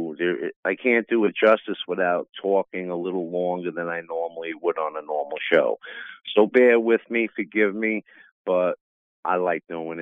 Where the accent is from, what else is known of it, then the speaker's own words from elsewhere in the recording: New York City, New York, United States; also born or lived in Greene County, New York; now in Catskill, United States; I was raised in the big city in New York, Brooklyn, Queens